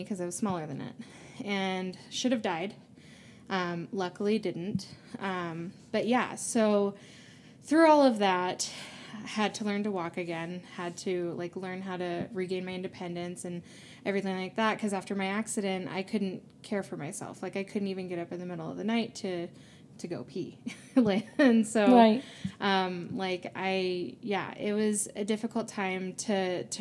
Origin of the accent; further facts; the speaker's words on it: North Carolina, United States; moved away as an adult; now in Utah, United States; I grew up originally in North Carolina, but I'm here now in Utah loving it